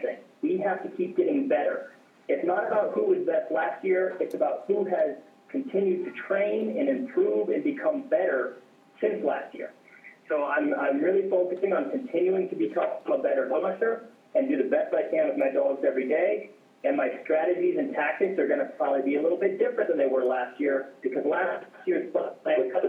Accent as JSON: {"language": "English", "region": "Alaska", "country": "United States", "said": "I'm from Alaska and it doesn't have a lot of people"}